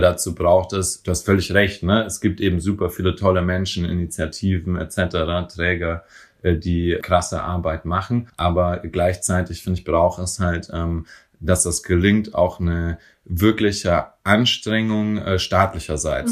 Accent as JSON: {"language": "German", "area": "Franconia", "region": "Bavaria", "country": "Germany", "moved": "yes", "lives_now": "Berlin, Germany", "said": "in Bayern, wo ich herkomme, in Franken"}